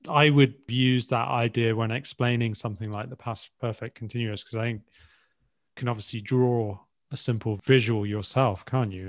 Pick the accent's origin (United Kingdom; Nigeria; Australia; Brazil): United Kingdom; England; As English in particular.